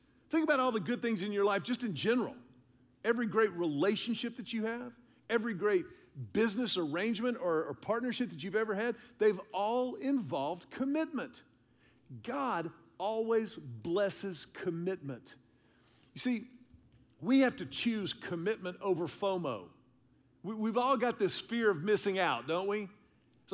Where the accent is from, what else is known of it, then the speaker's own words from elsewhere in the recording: Houston, Texas, United States; I'm a city kid. I grew up in Houston.